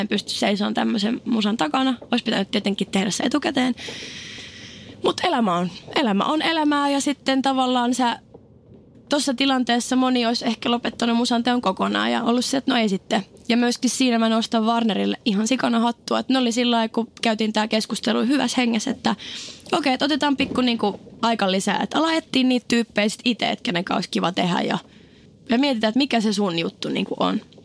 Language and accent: Finnish; Oulu, North Ostrobothnia, Finland; moved away; Mä olin oululainen, mä en tuntenut ketään. Lukio kesken.